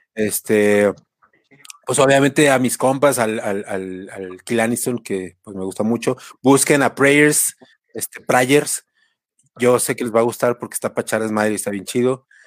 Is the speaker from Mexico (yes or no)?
yes; Mexico; now in Mexico City, Mexico; nuestra cultura como mexicanos y como latinoamericanos